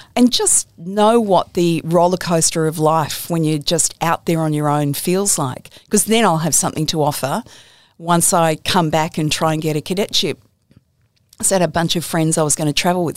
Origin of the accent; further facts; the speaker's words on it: Campbelltown, New South Wales, Australia; I grew up in Campbelltown in, in the western suburbs.